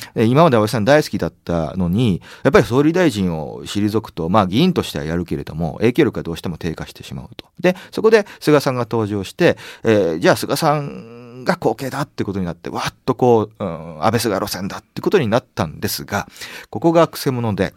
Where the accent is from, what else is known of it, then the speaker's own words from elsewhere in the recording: Sapporo, Hokkaido, Japan; moved away as an adult; 北海道長く札幌で生まれて18年間高校まで生まれ育ちましたけれども